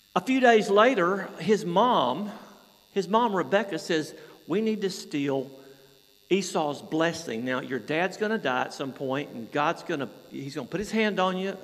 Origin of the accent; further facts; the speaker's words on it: Georgia, United States; moved away as an adult; also born or lived in Atlanta, Georgia; now in Oxted, United Kingdom; I'm from Georgia